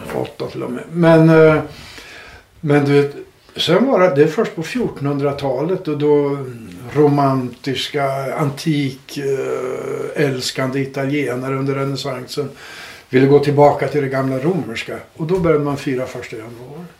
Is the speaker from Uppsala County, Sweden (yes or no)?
yes; Uppsala, Uppsala County, Sweden; jag är från Uppsala